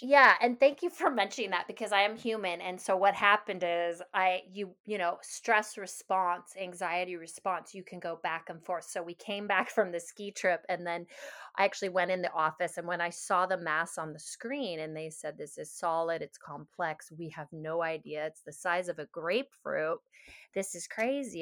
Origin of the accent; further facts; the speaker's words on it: Seattle, Washington, United States; moved away as an adult; also born or lived in Hawaii; having grown up in Seattle, there was a lot of integrative health around me